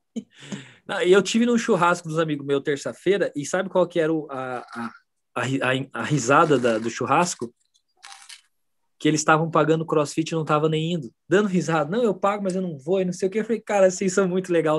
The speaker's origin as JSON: {"language": "Portuguese", "region": "Paraná", "country": "Brazil", "moved": "yes", "said": "eu sou paranaense, então eu falava porta"}